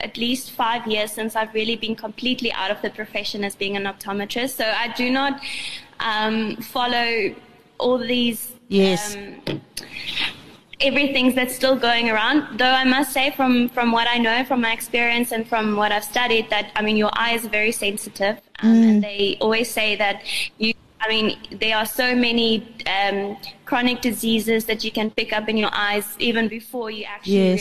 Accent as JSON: {"language": "English", "town": "Brakpan", "region": "Gauteng", "country": "South Africa", "tie": "born or raised there", "said": "I grew up in Brakpan. I finished high school there"}